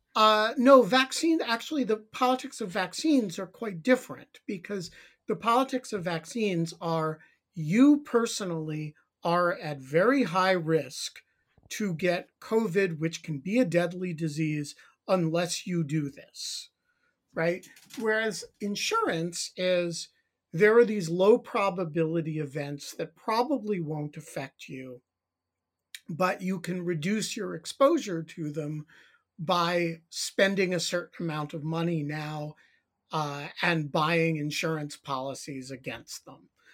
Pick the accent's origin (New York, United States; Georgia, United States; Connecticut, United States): New York, United States; New York City; I grew up in the New York City area